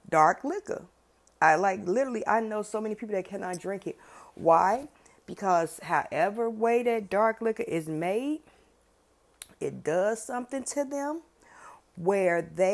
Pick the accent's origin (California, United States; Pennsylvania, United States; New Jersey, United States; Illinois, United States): Illinois, United States; Chicago; I grew up on the West Side. West Side. That's where I grew up